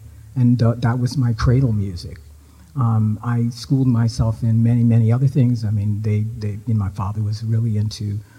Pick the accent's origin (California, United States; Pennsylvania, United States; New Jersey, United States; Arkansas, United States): Pennsylvania, United States; Philadelphia; moved away as an adult; also born or lived in Canada; now in Sackville, Canada; I was living in Philadelphia. Philadelphia? Yeah, I was born in Philadelphia.